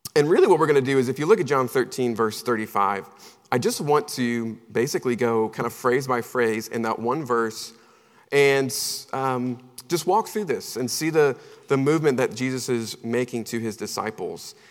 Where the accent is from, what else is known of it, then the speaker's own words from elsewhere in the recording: Charlotte, North Carolina, United States; moved away; I'm originally from Charlotte, North Carolina